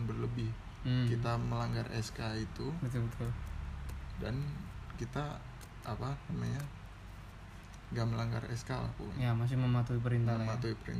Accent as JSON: {"language": "Indonesian", "region": "Aceh", "country": "Indonesia", "said": "yang dari kita Aceh Tengah itu dataran tinggi"}